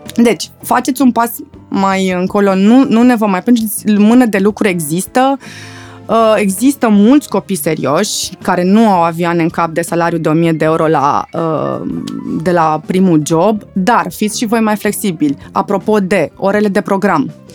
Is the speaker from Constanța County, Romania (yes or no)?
no; Pitești, Argeș, Romania; Eu fiind provincială, eu sunt din Pitești